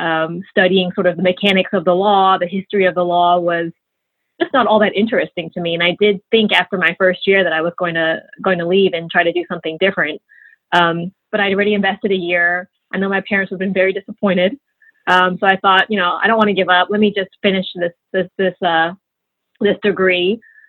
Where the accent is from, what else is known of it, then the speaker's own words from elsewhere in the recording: London, United Kingdom; born there; That is right. I was born in London. That's where my parents met as students.